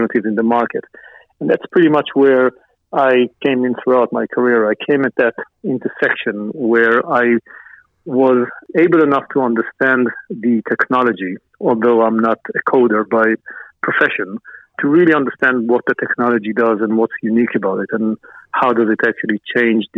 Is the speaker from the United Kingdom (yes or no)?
no; Israel; moved away as an adult; also born or lived in New York, United States; I was born and raised in Israel, moved to New York at the early 1990s